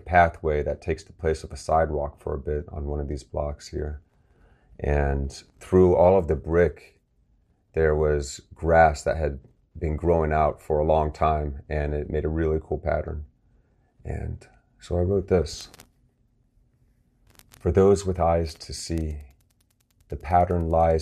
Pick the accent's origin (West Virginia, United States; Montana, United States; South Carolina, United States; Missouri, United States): West Virginia, United States; Martinsburg; my hometown of Martinsburg, West Virginia here